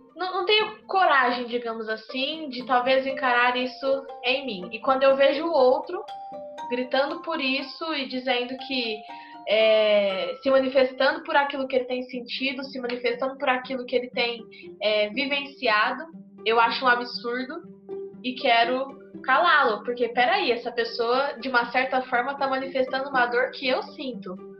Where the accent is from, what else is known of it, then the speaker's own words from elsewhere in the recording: Ribeirão Preto, São Paulo, Brazil; sou de Ribeirão Preto, interior de São Paulo